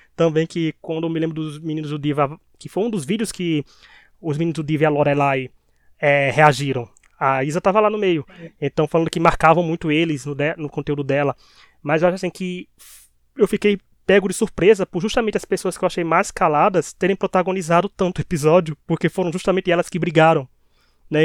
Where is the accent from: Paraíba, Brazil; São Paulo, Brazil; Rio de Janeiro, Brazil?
Paraíba, Brazil; accent: Paraibano; Com o nosso sotaque paraibano